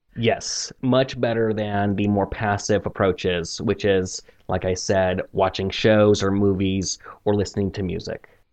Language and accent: English; Missouri, United States; moved away as an adult; now in China; I'm from Missouri in the United States, which is central United States